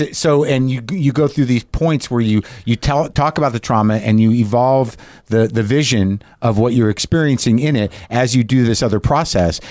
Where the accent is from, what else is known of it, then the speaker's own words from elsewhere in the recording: Albuquerque, New Mexico, United States; moved away; when I was growing up in Albuquerque, New Mexico